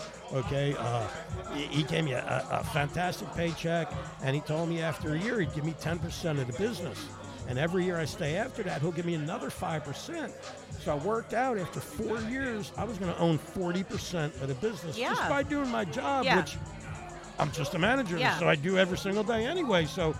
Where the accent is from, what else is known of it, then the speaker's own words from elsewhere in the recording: New Jersey, United States; moved away; also born or lived in Oklahoma City; I'm from New Jersey, okay?